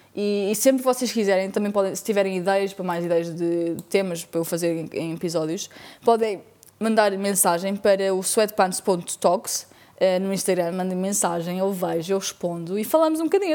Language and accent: Portuguese; Portugal; also born or lived in Spain / Lisbon; sou portuguesa, porém vivi 4 anos em Espanha quando era mais nova. Fui para lá com 8 anos e voltei para Portugal com 12 anos